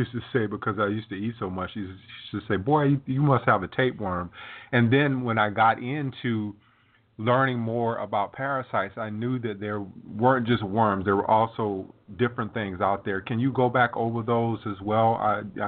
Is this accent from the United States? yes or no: yes; South Carolina, United States; now in Florida, United States; I grew up in South Carolina, and we didn't always swim in swimming pools. We swam in lakes. I live in Florida now